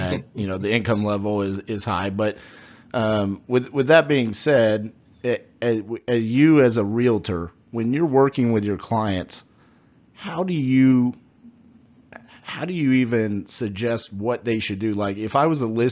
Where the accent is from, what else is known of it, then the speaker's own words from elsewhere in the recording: Fort Worth, Texas, United States; I'm from Fort Worth, Texas